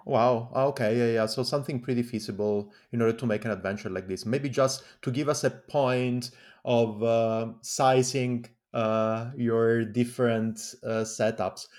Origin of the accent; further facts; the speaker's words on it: Calabria, Italy; English is a second language; I come from Calabria as well.